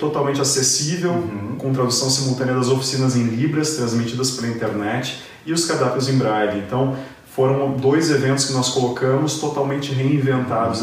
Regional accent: Gramado, Rio Grande do Sul, Brazil; enquanto gramadense, é um, um, é um imenso prazer poder colaborar com a minha cidade

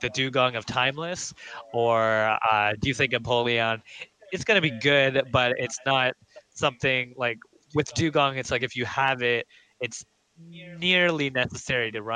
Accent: Guelph, Ontario, Canada; moved away as an adult; also born or lived in Toronto; I'm actually from Toronto, but I grew up in Guelph from age 3 to 18. Then I moved.

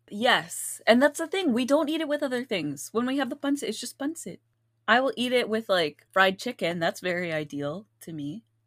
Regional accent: Philippines; we're Filipino

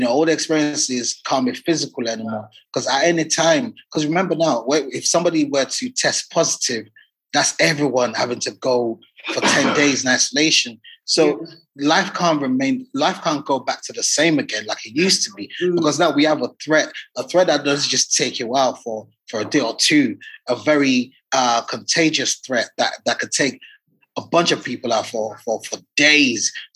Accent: Nigeria; now in United Kingdom; I'm a Nigerian. I'm a Nigerian.

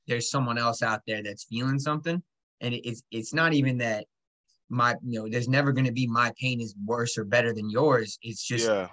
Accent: Long Island, New York, United States; I was born on Long Island

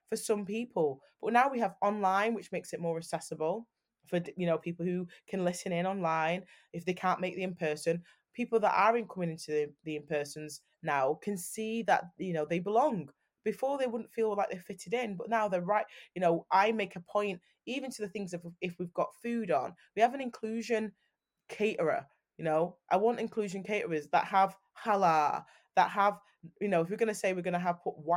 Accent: Manchester, North West England, United Kingdom; I'm from Manchester

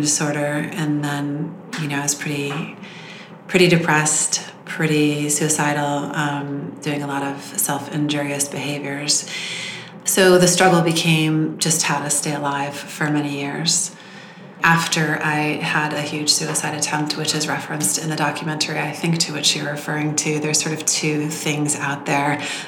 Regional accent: Southern California, United States; I grew up in Southern California

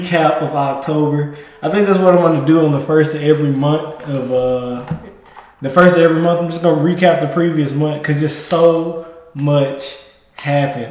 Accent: Mississippi, United States; now in Texas, United States; I came from Mississippi

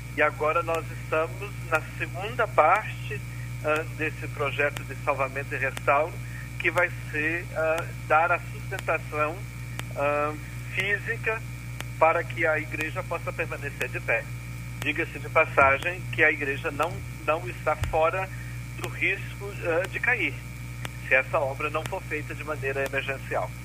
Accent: Unaí, Minas Gerais, Brazil; also born or lived in Rio Grande do Sul; now in Pelotas, Brazil; eu sou um mineiro uh, uh, morando no Rio Grande do Sul. Eu sou de Unai, Minas Gerais, noroeste do estado

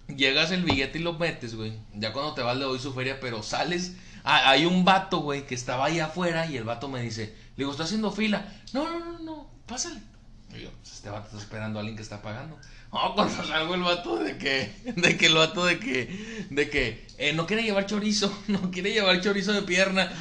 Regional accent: Monterrey, Nuevo León, Mexico; solamente en Monterrey la decimos

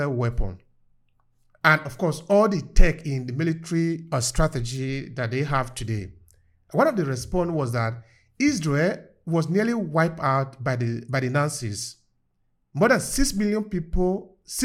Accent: Nigeria; I was growing up in Nigeria

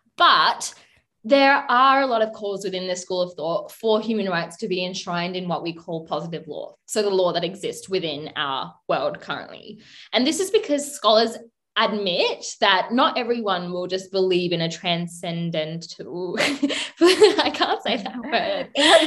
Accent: Sri Lanka; my home country of Sri Lanka

